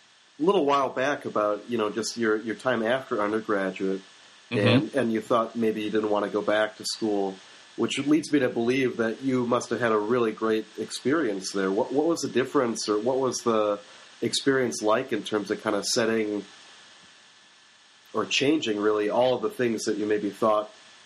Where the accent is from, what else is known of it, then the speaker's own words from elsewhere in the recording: Plainfield, United States; And obviously, growing up in Plainfield and being not too far from it right now